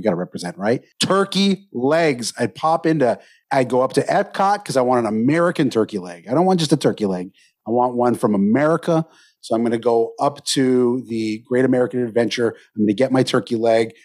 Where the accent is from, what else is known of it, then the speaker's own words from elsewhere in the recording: Canada; I'm Canadian, so I had my Thanksgiving last month.